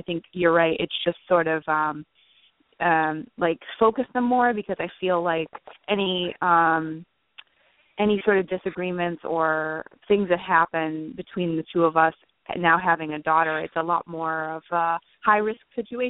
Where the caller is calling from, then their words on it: New Jersey, United States; I'm calling from New Jersey.